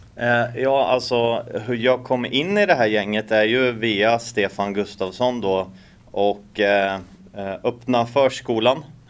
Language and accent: Swedish; Norrköping, Östergötland, Sweden; now in Åland, Finland; i Norrköping då, där jag kommer ifrån från början